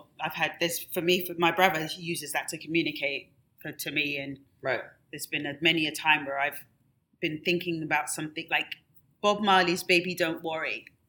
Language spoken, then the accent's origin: English; England, United Kingdom; something that I grew up with in England that they don't really have a lot of here